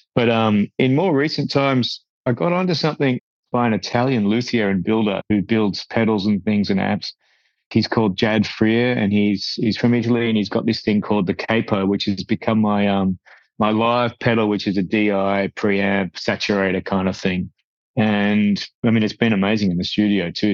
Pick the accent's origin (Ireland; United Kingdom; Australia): Australia; we're a small country. We're a long way, we're a hell of a long way from you guys and from, and from, you know, the UK and Europe